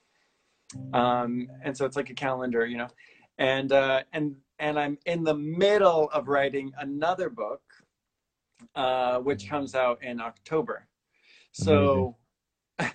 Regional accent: Cincinnati, Ohio, United States; I went to Milford, Lakota East, and Little Miami. I went to three high schools.

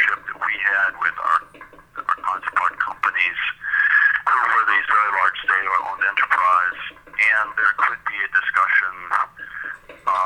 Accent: United States; moved away; also born or lived in China; I was an American

